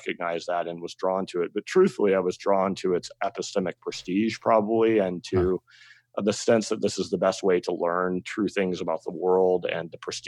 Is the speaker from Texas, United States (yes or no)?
no; Northern California, United States; moved away; I grew up in Northern California, as I just sort of mentioned in the sticks